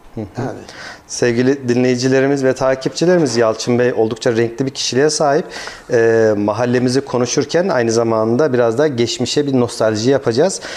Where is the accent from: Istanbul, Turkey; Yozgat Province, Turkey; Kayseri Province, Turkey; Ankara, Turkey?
Kayseri Province, Turkey; Şahsım adına bir Kayserili olarak, Kayseri'nin yerlisi olarak